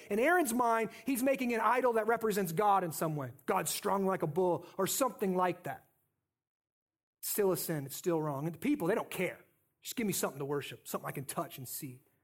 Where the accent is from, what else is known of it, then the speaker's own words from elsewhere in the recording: North Scott, Iowa, United States; I grew up in North Scott